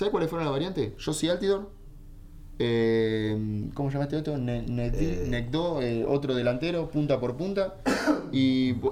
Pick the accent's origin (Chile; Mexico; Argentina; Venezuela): Argentina; pero yo vengo del fútbol argentino, ¿sí? Me mamé en el fútbol argentino, me crié en el fútbol argentino.